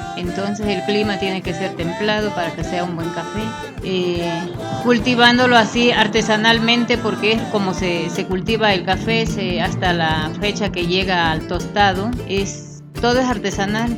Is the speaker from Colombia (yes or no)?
no; Chiapas, Mexico; moved away; cada familia tiene un pedacito que le llamamos cafetal ahí en Chiapas